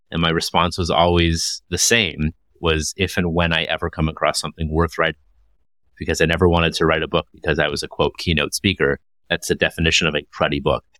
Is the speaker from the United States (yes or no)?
no; Toronto, Ontario, Canada; I hail from Toronto, Ontario, Canada